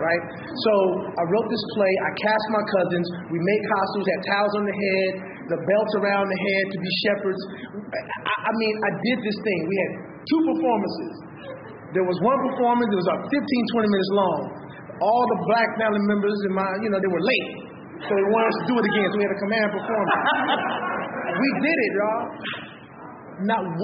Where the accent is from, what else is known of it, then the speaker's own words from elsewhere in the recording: Inglewood, California, United States; I'm from Los Angeles, California, born and raised. Inglewood specifically. Grew up there